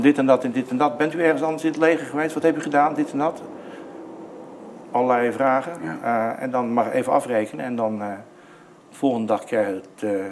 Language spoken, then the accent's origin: Dutch; Netherlands; now in New South Wales, Australia; en ik was de uitzondering als Nederlander.